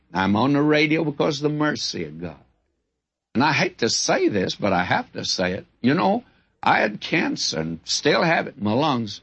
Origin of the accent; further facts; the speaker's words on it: the South, United States; I'm a Southerner